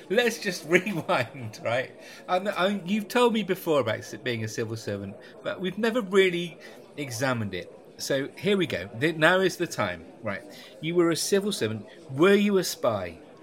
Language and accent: English; West Country, South West England, United Kingdom; because I'm from the West Country